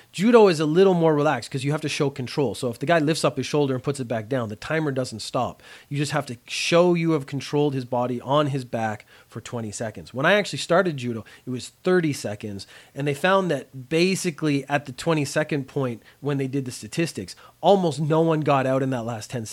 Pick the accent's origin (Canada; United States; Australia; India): Canada; as a Canadian, we don't study a lot of American history